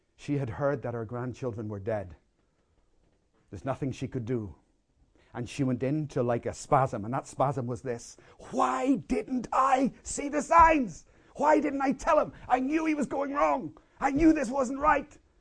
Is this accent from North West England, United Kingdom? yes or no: no; Belfast, Northern Ireland, United Kingdom; I, I grew up in Belfast in the middle of a war zone